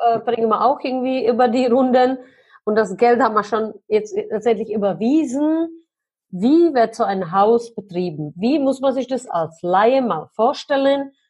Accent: Germany; als Deutsche

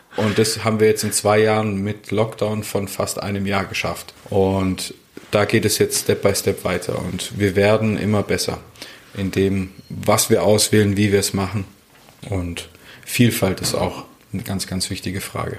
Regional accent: Stuttgart, Baden-Württemberg, Germany; moved away as an adult; also born or lived in St. Moritz; ich bin Stuttgarter ursprünglich.

